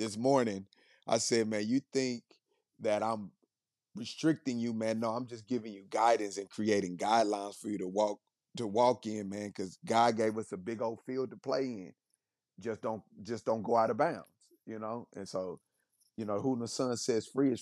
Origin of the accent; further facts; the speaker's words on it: Kansas City, Missouri, United States; moved away; I'm born and raised in Kansas City, from the inner city of Kansas City, not from the suburbs